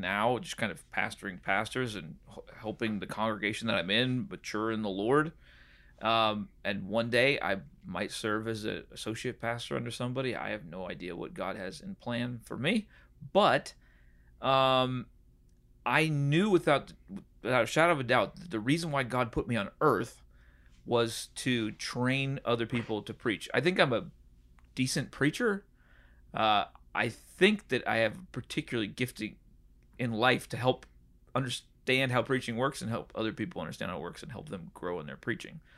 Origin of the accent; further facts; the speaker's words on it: Puget Sound area, Washington, United States; moved away; also born or lived in San Diego, California / Nashville, Tennessee / Chicago; I grew up in kind of San Diego and then in, uh, the Puget Sound area in Washington.